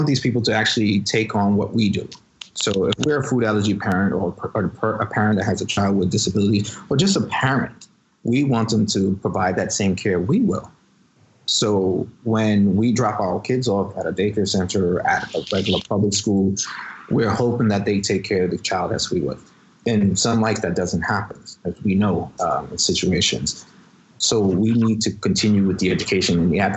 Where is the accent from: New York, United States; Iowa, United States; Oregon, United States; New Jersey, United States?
New York, United States; New York City; I was raised in the Bronx, and I was actually in a location where the highest rate of asthma was there.